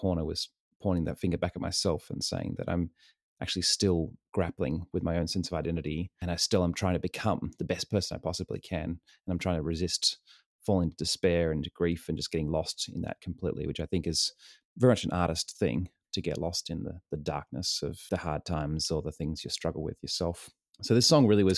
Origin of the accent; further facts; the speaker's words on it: Sydney, New South Wales, Australia; moved away as an adult; also born or lived in New York; now in San Diego, United States; I was born and raised in Sydney, New South Wales, and lived there for most of my life, and then moved to the States almost 8 years ago